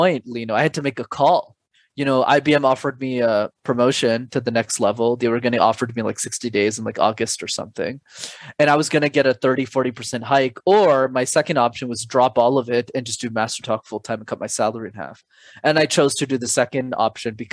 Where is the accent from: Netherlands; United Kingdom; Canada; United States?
Canada; Montreal, Quebec; My parents immigrated from Sri Lanka in the early 90s to Canada, and I was born in Montreal